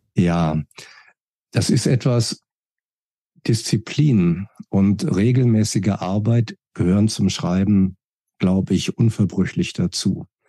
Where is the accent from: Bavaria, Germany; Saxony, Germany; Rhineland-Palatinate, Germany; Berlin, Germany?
Berlin, Germany; Ich bin geboren 1964 in Berlin, war ein eifriger Bibliotheksgänger, habe als Kind sehr, sehr viel gelesen